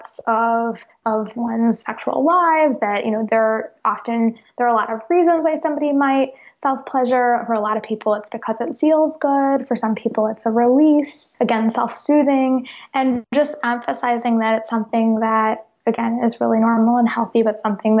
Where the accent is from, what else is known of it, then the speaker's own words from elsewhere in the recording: Chicago, Illinois, United States; moved away; also born or lived in the South; I grew up in Chicago